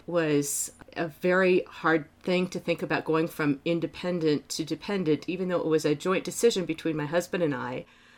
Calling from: Sun Valley, Idaho, United States; Well, I'm calling in from Sun Valley, Idaho, but I actually live in Seattle, Washington

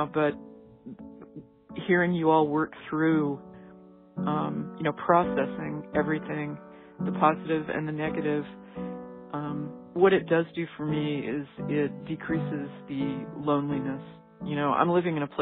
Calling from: Lynchburg, Virginia, United States; I'm calling from Lynchburg, Virginia.

